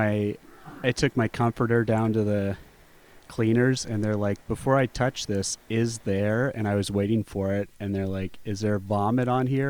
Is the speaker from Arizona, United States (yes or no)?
yes; Scottsdale, Arizona, United States; I grew up in Scottsdale